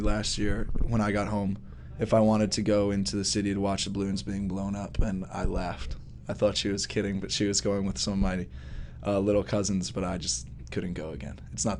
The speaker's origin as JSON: {"language": "English", "town": "Hicksville", "region": "New York", "country": "United States", "said": "I have to make sure that I say I'm from Long Island, because otherwise if I say I'm from New York, everyone assumes that I'm from the city."}